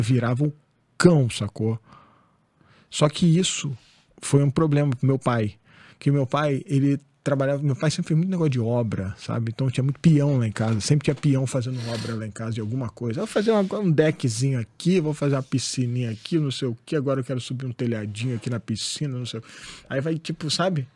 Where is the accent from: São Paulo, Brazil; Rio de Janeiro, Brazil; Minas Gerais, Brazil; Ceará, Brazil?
Rio de Janeiro, Brazil; Angra dos Reis; eu saí de Angra né, nessa época. eu fui morar no Rio, na Tijuca, época de faculdade e tal